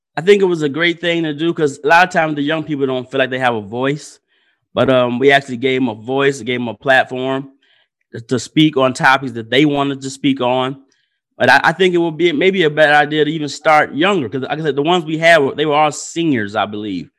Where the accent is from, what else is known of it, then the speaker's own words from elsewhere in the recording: Benton Harbor, Michigan, United States; also born or lived in Muskegon, Michigan; born and raised in Ben Harbor, Michigan. Went to Ben Harbor High School.